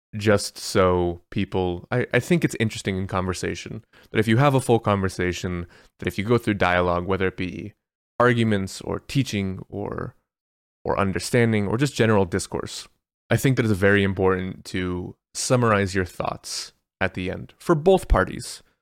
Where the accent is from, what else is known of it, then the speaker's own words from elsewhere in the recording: United States; I'm American